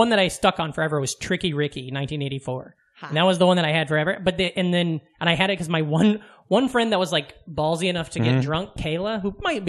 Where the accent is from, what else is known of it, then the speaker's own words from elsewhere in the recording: Omaha, Nebraska, United States; growing up in Omaha, like I was saying, Omaha has a very large Mexican population.